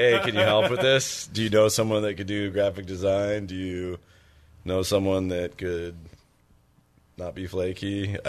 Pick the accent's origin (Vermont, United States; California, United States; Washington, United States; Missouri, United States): Washington, United States; Tacoma; I'm also from Tacoma